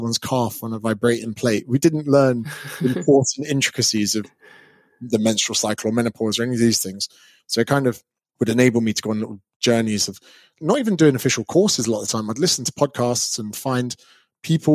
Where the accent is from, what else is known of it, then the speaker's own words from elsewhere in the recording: Berkshire, South East England, United Kingdom; So I'm an English personal trainer. I grew up in Berkshire